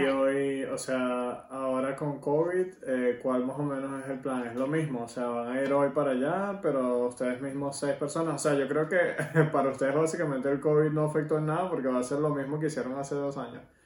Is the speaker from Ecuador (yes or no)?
no; Venezuela; vamos a contarle las tradiciones venezolanas porque obviamente somos venezolanos